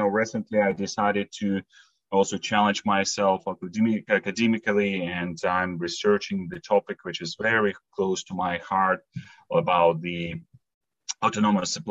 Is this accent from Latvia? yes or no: yes; Latvia; now in Switzerland; I'm originally from Latvia, so a small Baltic country, you know, between the Lithuania and Estonia